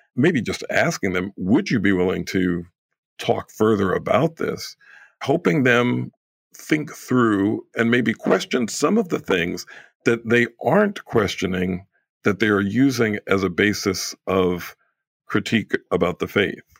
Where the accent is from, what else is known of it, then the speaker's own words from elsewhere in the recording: New York, United States; moved away; I'm originally from New York